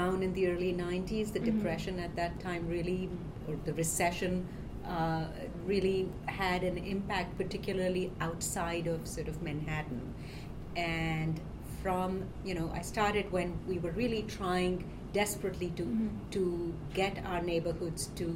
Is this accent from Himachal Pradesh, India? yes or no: no; Delhi, India; moved away as an adult; now in New York City, United States; I grew up in India in a big city, Delhi.